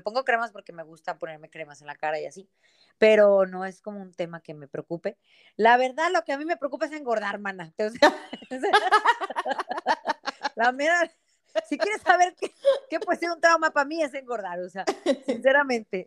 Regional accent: Monterrey, Nuevo León, Mexico; nací acá en, Monterrey hace ya 42 años.

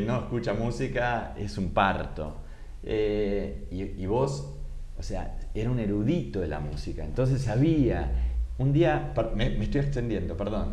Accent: Argentina

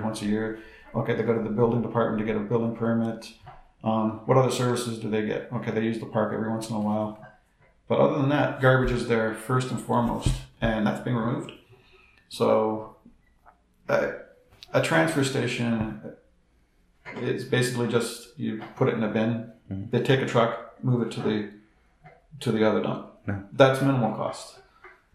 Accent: Toronto, Ontario, Canada; now in Algonquin Highlands, Canada; I come from Toronto

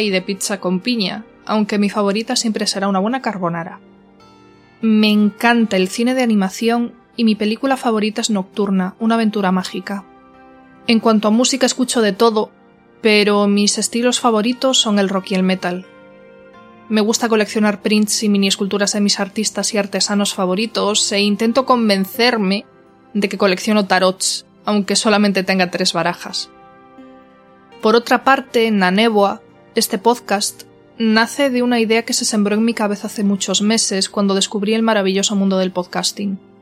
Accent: Galicia, Spain; Soy gallega y estoy profundamente enamorada de mi tierra y de mi lengua

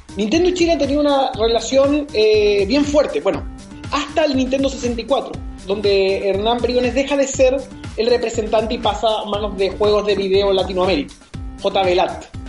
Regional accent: Chile

